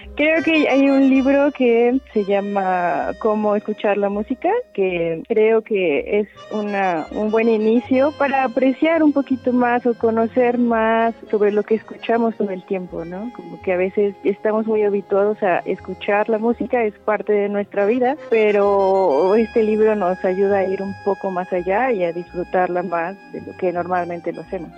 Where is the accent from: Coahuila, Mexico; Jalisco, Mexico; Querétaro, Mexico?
Querétaro, Mexico; Soy originaria de Querétaro y nací el 9 de junio de 1990.